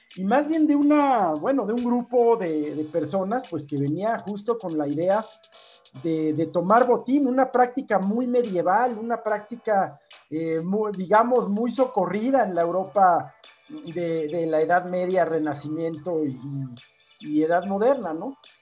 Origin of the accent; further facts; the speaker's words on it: Mexico; estamos hablando español mexicano